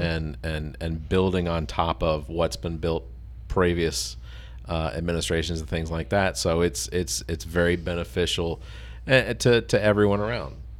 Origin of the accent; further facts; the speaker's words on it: Atlanta, Georgia, United States; moved away as an adult; now in Columbia area, South Carolina, United States; I'm originally from Atlanta, That was where I was born and raised. I moved here when I was twenty.